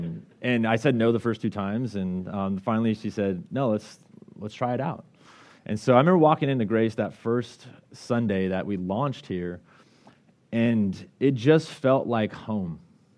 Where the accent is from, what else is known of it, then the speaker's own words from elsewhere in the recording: Colorado, United States; Her family's from Washington, I'm from Colorado, and so we were really in need of a community.